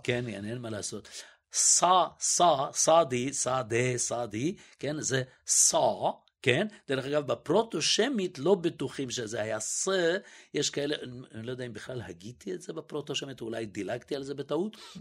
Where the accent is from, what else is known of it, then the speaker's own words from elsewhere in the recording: Israel; also born or lived in Budapest, Hungary; גדלתי, אני מוכרח להגיד, בילדותי, זה אחד הדברים הנפלאים שגדלתי בשכונת עולים